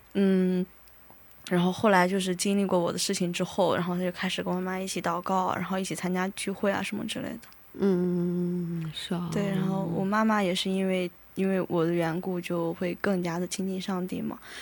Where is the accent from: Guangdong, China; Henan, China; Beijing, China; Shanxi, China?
Shanxi, China; 我是来自中国山西省的